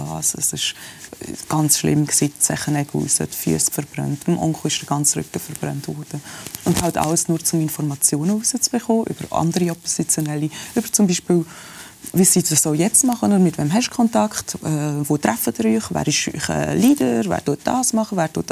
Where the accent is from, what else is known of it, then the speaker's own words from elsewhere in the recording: Switzerland; born there; All die Privilegien, die ich da als Schweizer Iranerin habe, oder ich bin hier auf die Welt in der Schweiz, aber mit dem ganzen Background